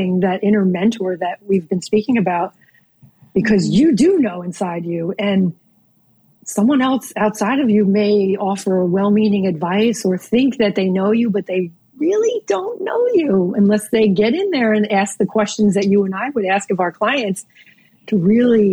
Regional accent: New Jersey, United States; now in Norfolk, Virginia, United States; growing up in New Jersey

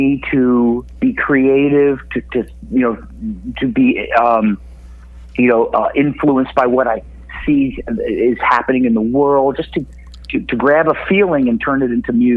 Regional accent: Connecticut, United States; here in my hometown in Connecticut

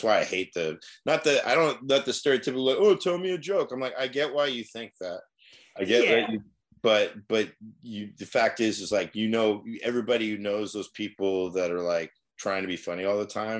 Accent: Newark, California, United States; We grew up in Newark.

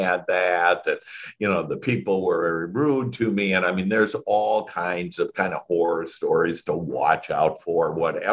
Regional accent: Wisconsin, United States; moved away as an adult; now in Dallas, United States; I was born in Wisconsin, and that's where that accent maybe you catch is there.

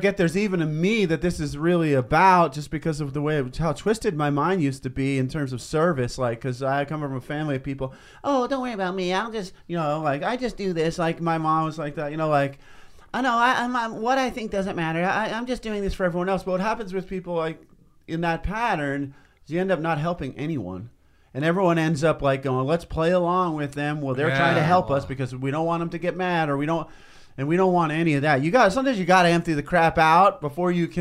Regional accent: East Coast, United States; now in Los Angeles, United States; I come from the East Coast, but then I was implanted over here

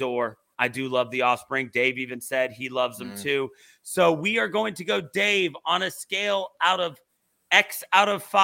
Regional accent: Virginia Beach, Virginia, United States; I grew up in Virginia Beach, Virginia

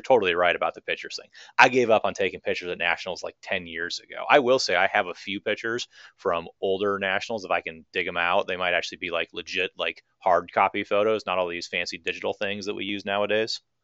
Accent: Minneapolis, Minnesota, United States; I'm from Minneapolis, Minnesota

